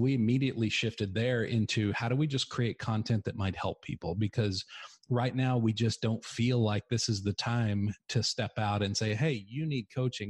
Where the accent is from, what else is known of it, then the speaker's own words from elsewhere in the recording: Texas, United States; accent: redneck; I mean, I'm from West Texas. So basically my accent is redneck, and I've kind of gotten away from it a little bit.